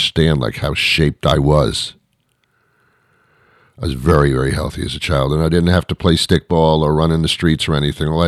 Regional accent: New York City, New York, United States; I was brought up in the New York City area

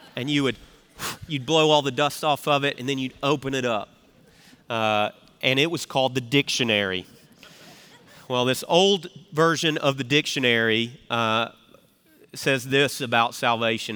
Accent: Memphis, Tennessee, United States; accent: Southern; now in South Carolina, United States; I'm from Memphis, where they hold the world championship of barbecue

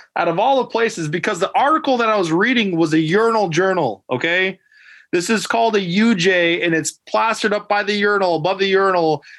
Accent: Alaska, United States; moved away as an adult; I'm Native Alaskan. I was again coming from Alaska

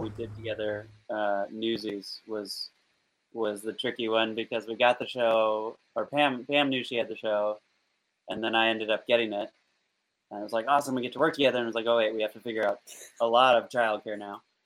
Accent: Olympia, Washington, United States; now in Seattle, United States; I grew up in Olympia, which is like 60 miles south

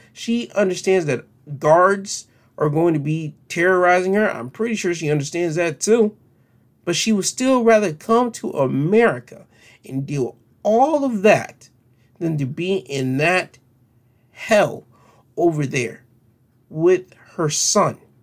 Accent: United States; we, as American citizens

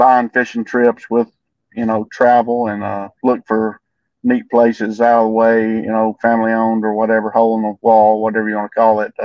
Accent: Rome, Georgia, United States; I'm from Rome, Georgia

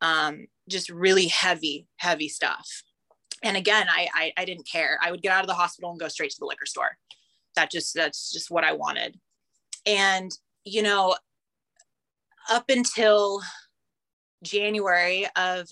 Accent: California, United States; moved away as an adult; also born or lived in Nashville / Ottawa; I grew up in California

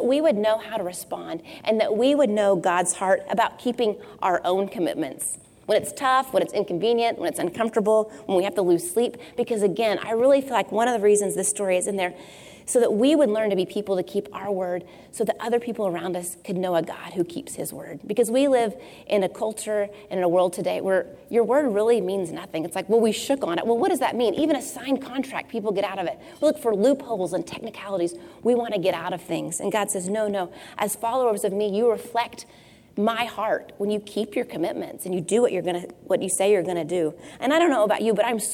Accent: Tornado Alley, United States; I grew up in Tornado Alley

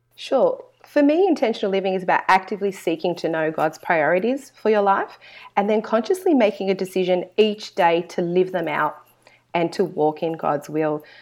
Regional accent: Sydney, New South Wales, Australia; I was born in Australia, um, and I'm very fortunate to have Christian parents who raised my older brother and I in the church, um, here in Sydney, Australia

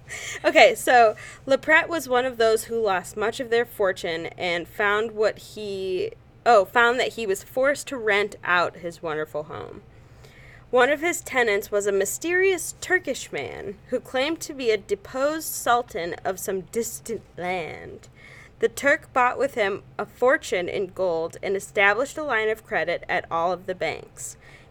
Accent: Chicago, Illinois, United States; We are from Chicago.

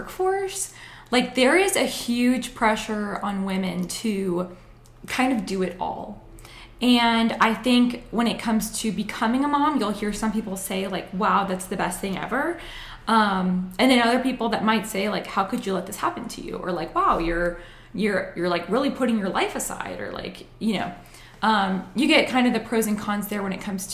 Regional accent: Acworth, Georgia, United States; I grew up in Ackworth, went to Georgia Tech

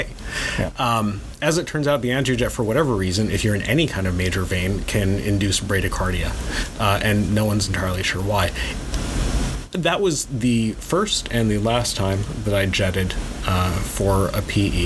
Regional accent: India; I am Indian

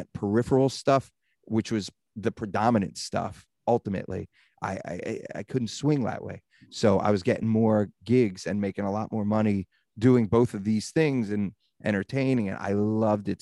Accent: Baltimore, Maryland, United States; moved away as an adult; also born or lived in Phoenix, Arizona / Los Angeles; growing up in Baltimore

